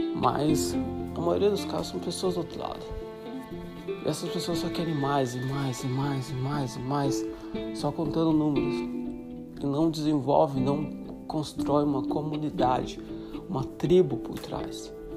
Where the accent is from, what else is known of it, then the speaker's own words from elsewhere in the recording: Brazil; moved away; also born or lived in Uruguay / Colombia / Ireland / Greece; vai fazer sete anos que estou fora do Brasil